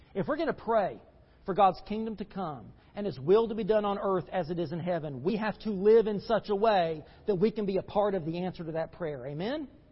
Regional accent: United States; As American Christians

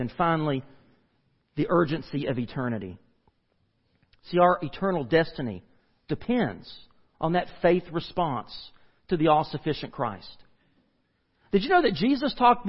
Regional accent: United States; we as the American church

